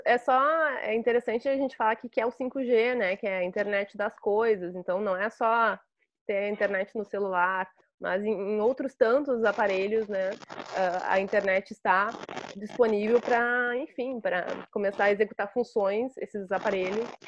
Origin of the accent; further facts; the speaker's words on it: Brazil; enquanto brasileiras e brasileiros, né, que que vivemos